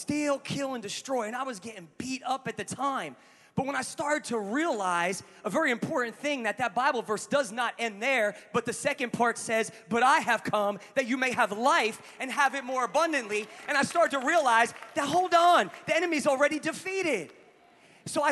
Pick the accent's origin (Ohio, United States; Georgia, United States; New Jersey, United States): New Jersey, United States; moved away; I'm a guy from Jersey